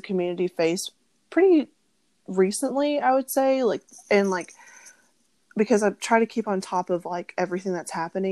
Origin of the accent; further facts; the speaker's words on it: Arkansas, United States; moved away as an adult; also born or lived in Kansas; now in Nashville, United States; I was born in Kansas, and then when I was 3, my parents moved to Arkansas, and that's where I was raised